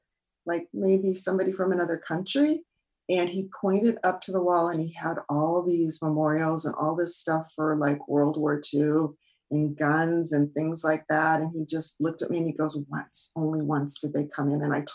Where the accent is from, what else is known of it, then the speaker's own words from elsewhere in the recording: United States; because I'm the American girl.